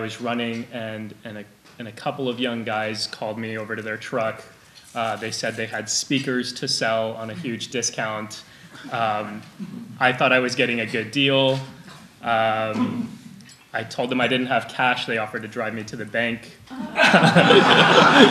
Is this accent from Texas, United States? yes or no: yes; Texas, United States; I grew up in Texas